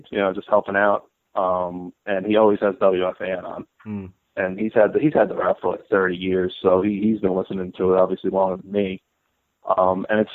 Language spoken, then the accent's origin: English; Massapequa, New York, United States; also born or lived in Queens, New York; I'm from Massapequa, New York. I was born in Queens, though.